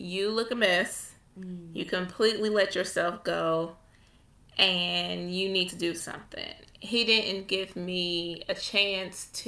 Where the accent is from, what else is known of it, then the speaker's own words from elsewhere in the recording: Ohio, United States; I am from Ohio